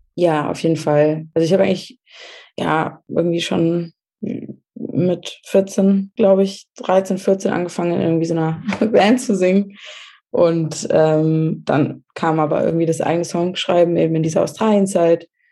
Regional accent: Germany; moved away; wo ich aufgewachsen bin in Deutschland

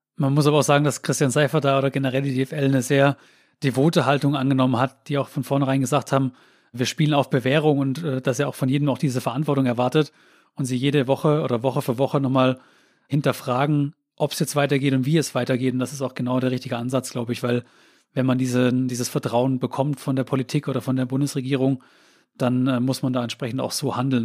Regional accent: Künzelsau, Baden-Württemberg, Germany; ich komme doch aus Künzelsau, deswegen weiß ich das und habe auch lange Zeit in der Eberhard Ginger äh, Sporthalle Fußballturniere abge Ach, abgehalten

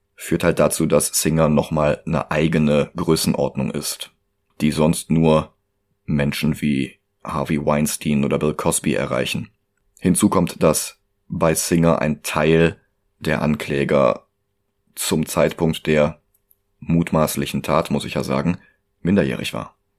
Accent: Germany; Ich bin Deutscher

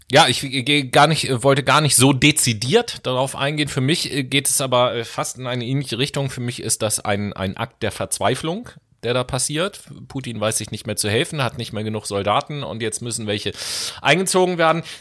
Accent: Horn-Bad Meinberg, North Rhine-Westphalia, Germany; moved away; an Hornbach-Meinberg. an die City, wo ich herkomme, das ist das Dorf.

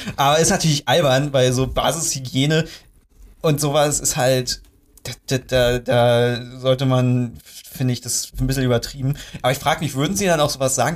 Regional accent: Germany; als Deutscher

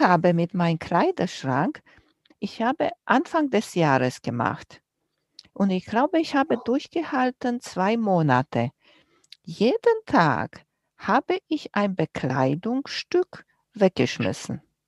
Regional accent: Romania; moved away; ich bin groß geworden in Rumänien und wir hatten nicht viel

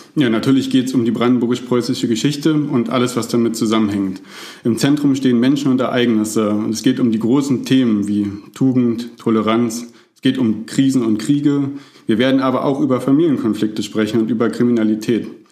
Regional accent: Berlin, Germany; ein schönes Getränk aus meiner Heimatstadt, die Berliner Weiße

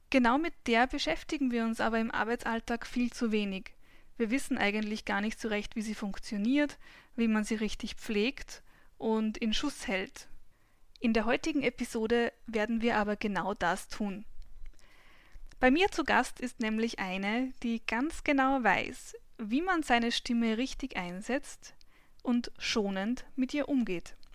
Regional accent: Linz, Upper Austria, Austria; ich bin geboren in Linz und hier auch aufgewachsen, in Urfa genau gesagt.

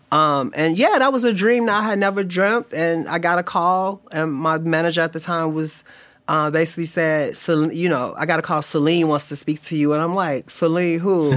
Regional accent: Chicago, Illinois, United States; moved away; I'm from Chicago

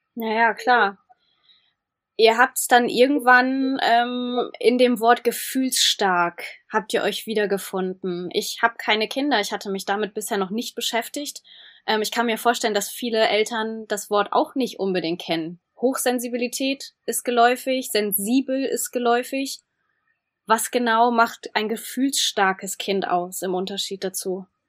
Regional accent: Germany; wir als Deutsche

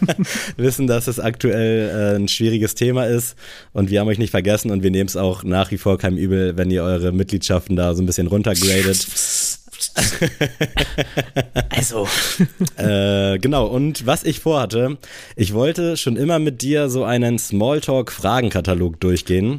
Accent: Buxtehude, Lower Saxony, Germany; moved away as an adult; also born or lived in Kiel; diese Base in Buxtehude

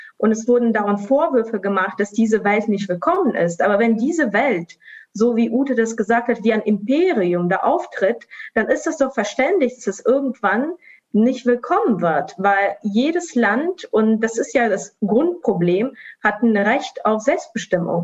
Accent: Estonia; first language Russian; German is a second language; now in Sofia, Bulgaria; ich bin selbst ja in Estland geboren, aufgewachsen, aber als Teil der russischsprachigen Community

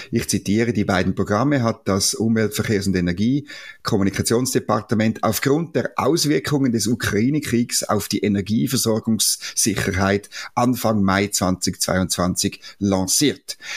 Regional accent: Switzerland; Das können wir als Schweizer

